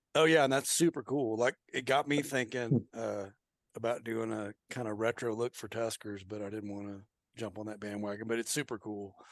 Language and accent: English; Oklahoma, United States; I'm from Oklahoma